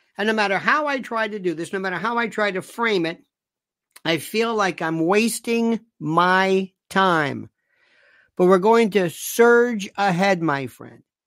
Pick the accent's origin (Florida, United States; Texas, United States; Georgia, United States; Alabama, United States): Florida, United States; Tampa; Tampa, my hometown